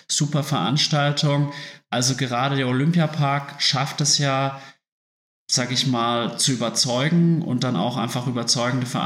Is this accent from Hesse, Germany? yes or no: no; Würzburg, Bavaria, Germany; now in Munich, Germany; ich komme ja aus Würzburg und in Würzburg hat man sich eigentlich ständig gesehen. Man hat halt nah beieinander gewohnt